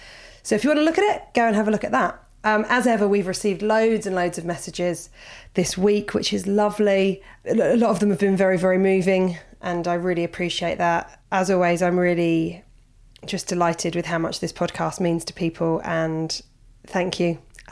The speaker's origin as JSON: {"language": "English", "country": "Australia", "moved": "as an adult", "lives_now": "Spain", "said": "I'm originally from Australia, but moved across to the world of Spain 18 months ago. It was only meant to be an 8-month trip, but you know, pandemic. So here I am 10,000 miles from home"}